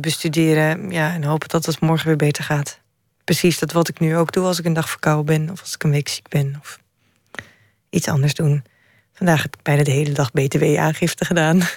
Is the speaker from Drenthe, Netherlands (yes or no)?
yes; Drenthe, Netherlands; Ik ben in het noorden opgegroeid